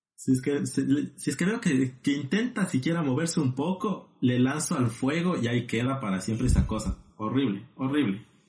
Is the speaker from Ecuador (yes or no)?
yes; Ecuador; now in La Plata, Argentina; Siendo dos compatriotas ecuatorianos